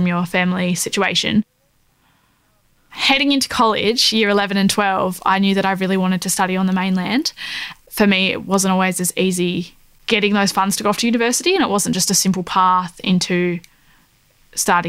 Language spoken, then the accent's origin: English; Wynyard, Tasmania, Australia; moved away as an adult; now in Melbourne, Australia; I am from the northwest coast of Tasmania. I grew up in Wynyard, a very small, tight-knit community